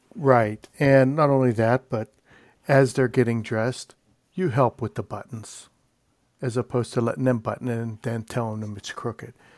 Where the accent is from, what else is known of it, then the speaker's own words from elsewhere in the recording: Pittsburgh, Pennsylvania, United States; I'm from Pittsburgh